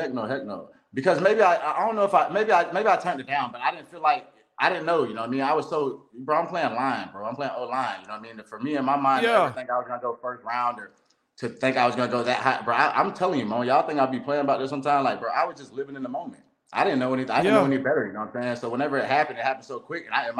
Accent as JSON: {"language": "English", "town": "Lakeland", "region": "Florida", "country": "United States", "said": "I'm from Lakeland, Florida, bro."}